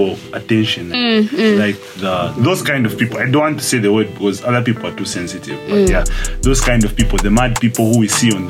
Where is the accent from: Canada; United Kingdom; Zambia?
Zambia; Lusaka, Lusaka Province; I'm from Lusaka.